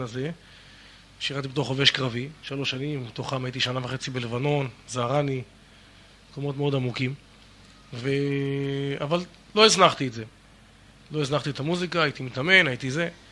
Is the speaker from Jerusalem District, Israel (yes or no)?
no; the Krayot area, Haifa District, Israel; moved away as an adult; also born or lived in Miami, United States; גדלנו באזור הקריות ולאחר מכן בקיבוץ, קיבוץ של השומר הצעיר.